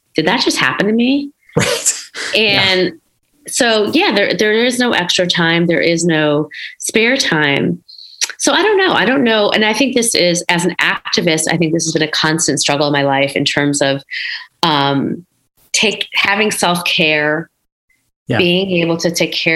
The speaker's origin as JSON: {"language": "English", "town": "Schaumburg", "region": "Illinois", "country": "United States", "tie": "born or raised there", "said": "I grew up in Schaumburg, Illinois, one of the few, in the 80s"}